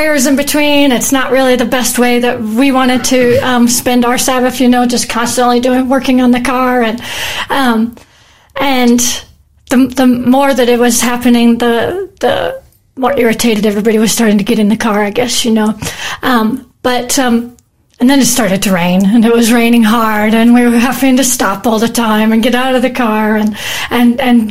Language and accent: English; United States; moved away as an adult; now in Australia; I'm originally from America. I've lived in Australia for 25 years, though, so this is definitely home